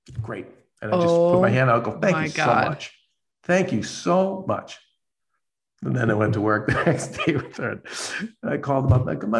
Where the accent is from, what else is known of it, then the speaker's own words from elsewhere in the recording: Boston, Massachusetts, United States; now in Los Angeles, United States; I'm from Boston. I'm a Boston Italian.